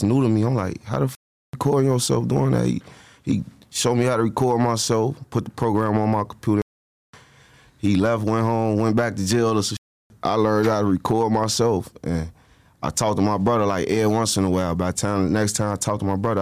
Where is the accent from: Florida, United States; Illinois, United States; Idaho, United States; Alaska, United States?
Illinois, United States; Chicago; I'm originally from the east side of Chicago.